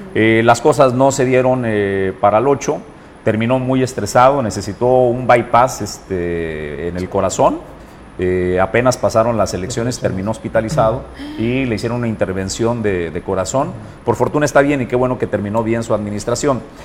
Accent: Mexico; vivimos en el pueblo de México como mexicano

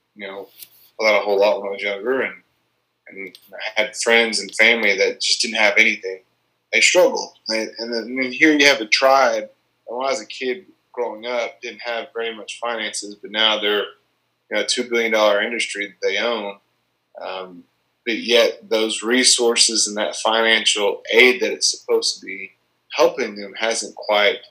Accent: Tahlequah, Oklahoma, United States; my hometown

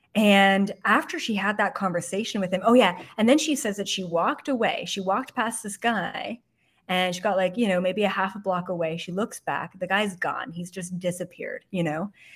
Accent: Canada; moved away as an adult; also born or lived in Toronto; now in West Hollywood, United States; I'm Canadian

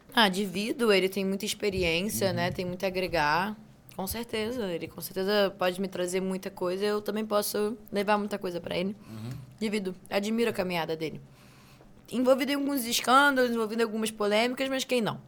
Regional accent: Rio de Janeiro, Brazil; moved away as an adult; now in São Paulo, Brazil; Eu sou carioca, sou tricolor é. de time

